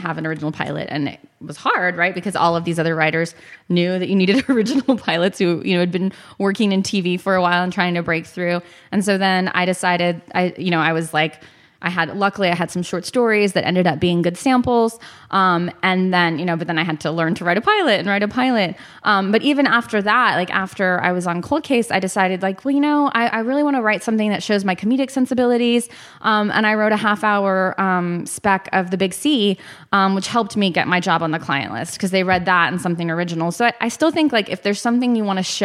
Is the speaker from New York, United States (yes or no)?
no; Texas, United States; growing up in Texas